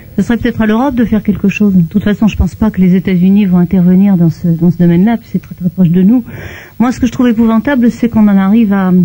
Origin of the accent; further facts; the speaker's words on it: Belgium; now in France; Je viens de Belgique